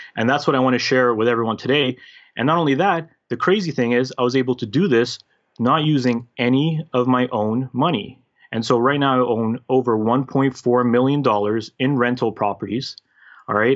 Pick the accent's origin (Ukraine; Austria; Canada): Canada; also born or lived in former Yugoslavia / United Kingdom / Toronto, Ontario; grew up basically raised as a Canadian, as a North American, because I was a very little kid at that time